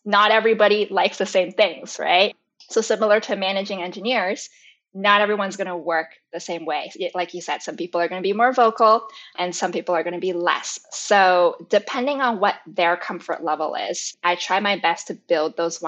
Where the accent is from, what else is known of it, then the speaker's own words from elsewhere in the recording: Canada; And I grew up in Canada my whole life.